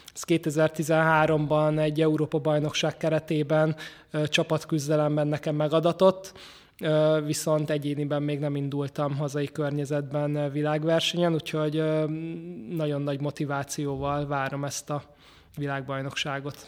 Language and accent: Hungarian; Budapest, Hungary; én 18. kerületben nőttem föl